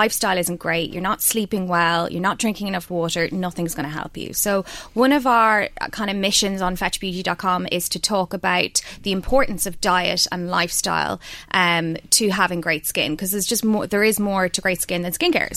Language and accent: English; Ireland; we're Irish